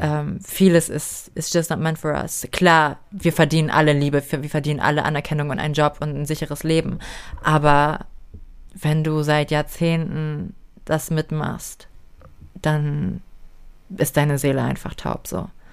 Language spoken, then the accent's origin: German; Germany; ich bin hier geboren, ich bin dankbar dafür, ich bin, ich bin Deutsche